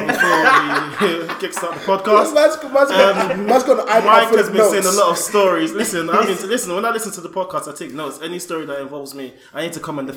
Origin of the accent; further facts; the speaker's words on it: London, United Kingdom; I grew up in South London